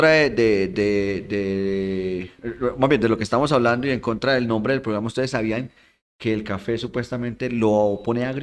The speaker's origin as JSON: {"language": "Spanish", "country": "Spain", "said": "Oye, entonces yo soy español."}